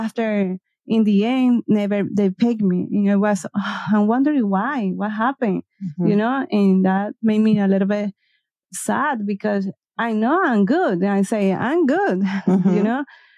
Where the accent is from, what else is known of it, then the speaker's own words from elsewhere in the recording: Venezuela; English is a second language; moved away as an adult; now in Ecuador; I born in Venezuela